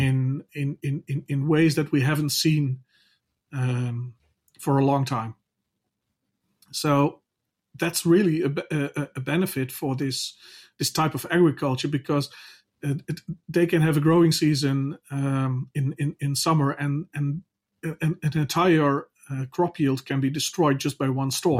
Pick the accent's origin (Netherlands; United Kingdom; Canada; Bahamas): Netherlands; I'm from the Netherlands